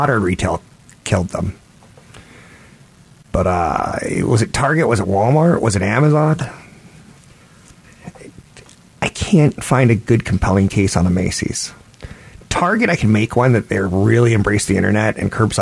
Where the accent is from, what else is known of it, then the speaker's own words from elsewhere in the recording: Japan; I was born in Japan